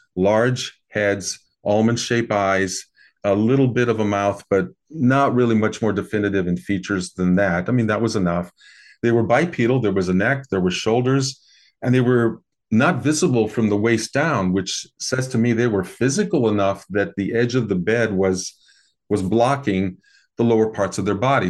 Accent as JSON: {"language": "English", "region": "American Midwest", "country": "United States", "tie": "born or raised there", "said": "I grew up in the American Midwest"}